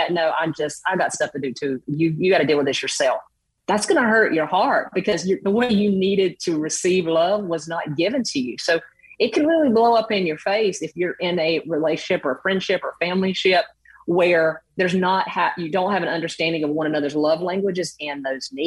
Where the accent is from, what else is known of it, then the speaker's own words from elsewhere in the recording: the South, United States; coming from the South.